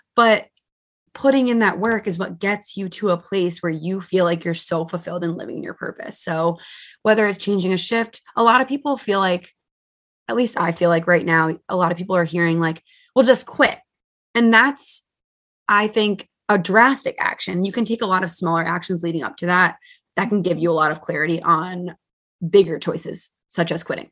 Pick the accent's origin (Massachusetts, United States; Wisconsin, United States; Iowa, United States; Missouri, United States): Massachusetts, United States; moved away as an adult; now in New Jersey, United States; I'm from Massachusetts, so I moved four states away to be with my boyfriend at the time